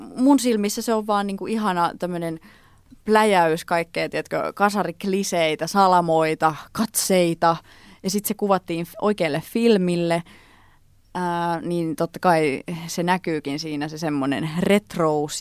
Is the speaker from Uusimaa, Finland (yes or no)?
no; Tampere, Pirkanmaa, Finland; also born or lived in Lempäälä; mä oon syntynyt Tampereella ja mä kävin alaasteen Tampereella, mutta sitten me muutettiin Lempäälään, niin mä sit kävin niinku yläasteen ja lukioajan Lempäälästä käsin